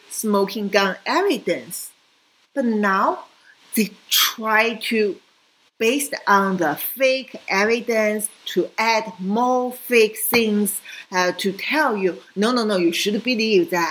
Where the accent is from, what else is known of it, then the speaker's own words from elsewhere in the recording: China; moved away; also born or lived in Hong Kong; I came from China